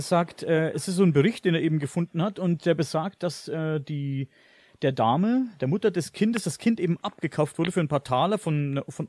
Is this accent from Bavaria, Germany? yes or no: yes; Coburg district, Bavaria, Germany; Ich komme aus Coburg, mhm. aus dem Landkreis Coburg